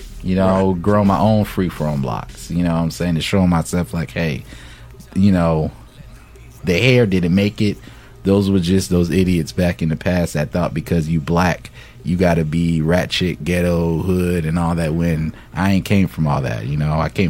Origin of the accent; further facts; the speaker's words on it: Fayetteville, North Carolina, United States; I'm from North Carolina Fayetteville